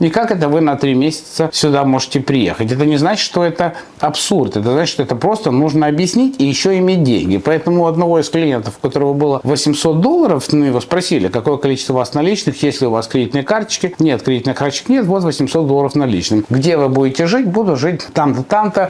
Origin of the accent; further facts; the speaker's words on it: Odesa, Odesa Oblast, Ukraine; now in United States; Я родился в Одессе, мы там все разговариваем руками